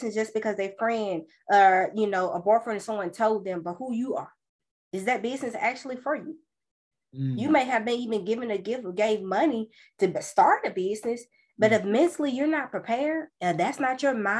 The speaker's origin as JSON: {"language": "English", "town": "Birmingham", "region": "Alabama", "country": "United States", "tie": "born or raised there", "said": "born and raised in Birmingham, Alabama"}